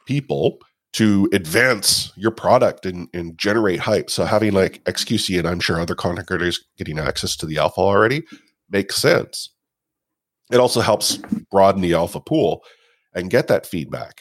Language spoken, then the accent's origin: English; Canada; a older generation Canadian, you know, Caucasian guy